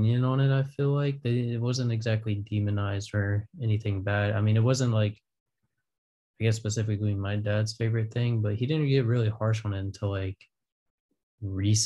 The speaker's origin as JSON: {"language": "English", "town": "Raleigh", "region": "North Carolina", "country": "United States", "tie": "born or raised there", "moved": "yes", "said": "growing up in Raleigh and around there"}